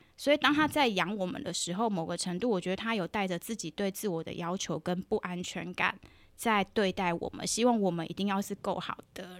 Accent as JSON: {"language": "Chinese", "region": "southern Taiwan", "country": "Taiwan", "tie": "born or raised there", "said": "我在南部长大"}